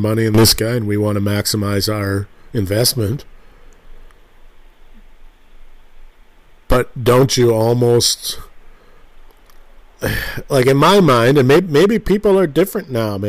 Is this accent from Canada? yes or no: yes; Canada; I'm a Canadian